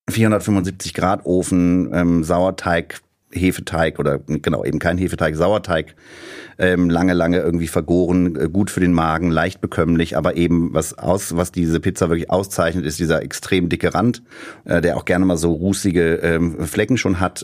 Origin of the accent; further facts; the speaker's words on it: small town near Bonn, North Rhine-Westphalia, Germany; moved away as an adult; now in Berlin, Germany; Und mein Nester, mein Kaff, aus dem ich komme, ist sehr nah an Haribo Land Bonn dran